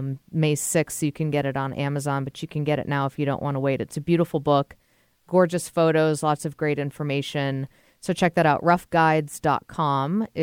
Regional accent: Massachusetts, United States; I grew up in Massachusetts and my grandparents lived on the Cape

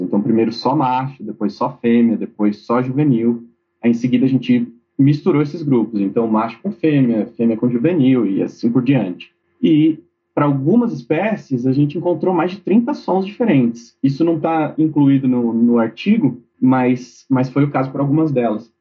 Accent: São Paulo, Brazil; Eu sou de São Paulo originalmente

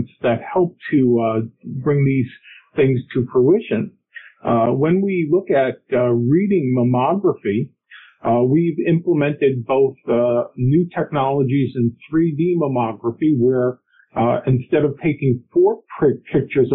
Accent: New York area, United States; moved away as an adult; also born or lived in Morristown, New Jersey / Wisconsin; now in Virginia, United States; I'm originally from the New York area

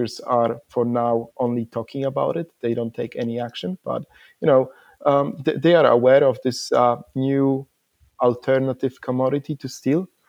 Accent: Poland; also born or lived in Iceland; now in Perth, Australia; I'm originally from Poland, but I'm based in Perth, Australia

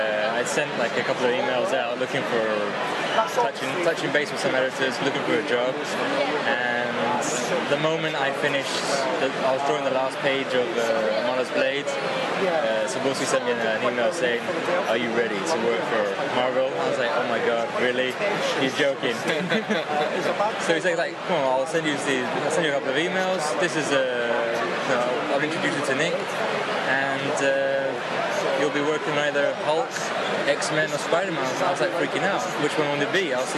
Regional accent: Greece; also born or lived in London, United Kingdom; We in Greece... Well, basically, I'm also half Irish, so I grew up in London at some point, too.

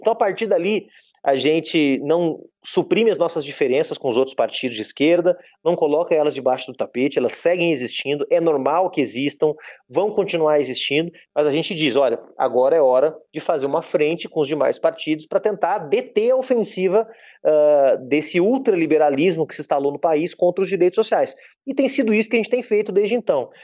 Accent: Rio Grande do Sul, Brazil; moved away as an adult; also born or lived in Brasília; Eu sou do Rio Grande do Sul

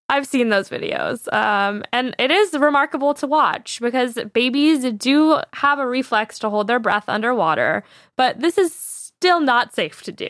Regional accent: San Diego, California, United States; I grew up in San Diego on this beach called Wind and Sea Beach

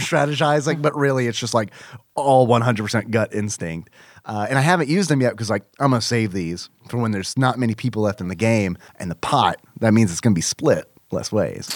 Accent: United States; I am American

